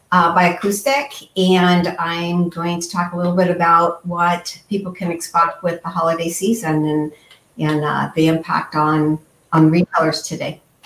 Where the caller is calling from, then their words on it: Chicago, Illinois, United States; I'm uh, calling from Chicago. So I'm based in Chicago